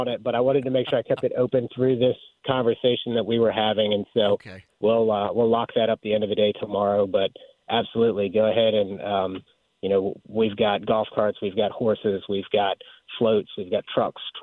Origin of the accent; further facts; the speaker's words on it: Virginia, United States; also born or lived in Pennsylvania; I've been here since I was a year and a half old